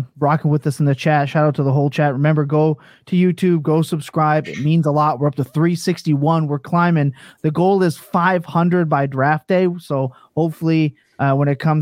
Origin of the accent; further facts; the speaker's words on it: East Coast, Canada; accent: East Coast; It's my East Coast.